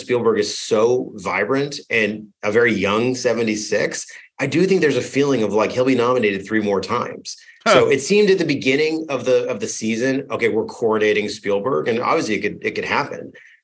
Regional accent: Oklahoma, United States; I'm from Oklahoma

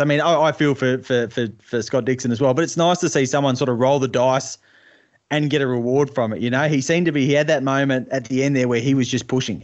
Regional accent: Australia; as an Aussie

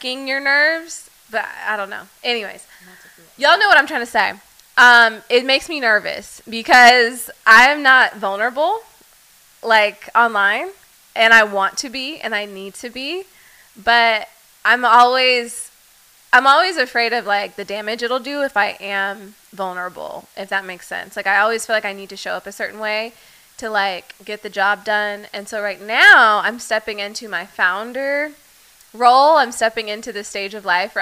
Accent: Dallas, Texas, United States; I'm from Dallas

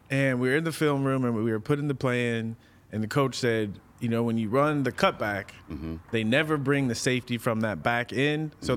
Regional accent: San Diego, California, United States; now in Los Angeles, United States; growing up in San Diego

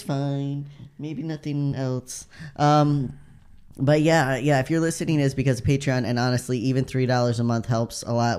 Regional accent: United States

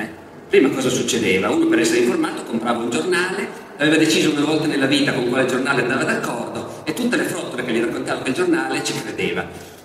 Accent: Turin, Piedmont, Italy; io sono di Torino

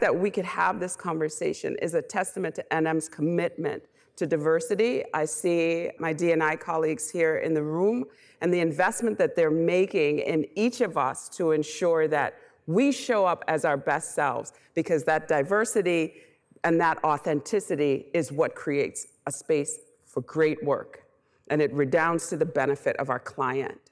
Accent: Bahamas; moved away; I'm originally from the Bahamas, so I'm an immigrant.

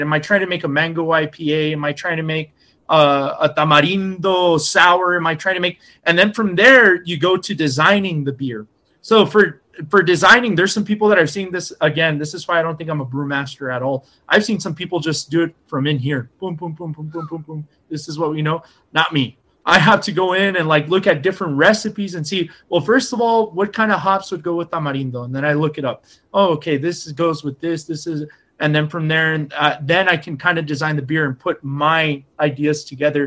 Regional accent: Texas, United States; we're from Texas.

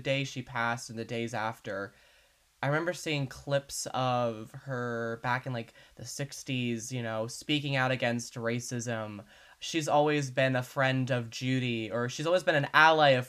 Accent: United States; as an American

